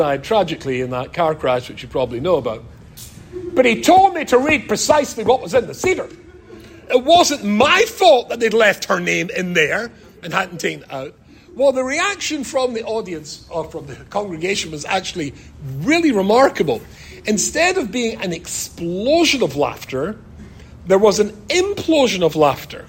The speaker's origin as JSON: {"language": "English", "region": "Scotland", "country": "United Kingdom", "said": "being Scottish, I'm used to mountains."}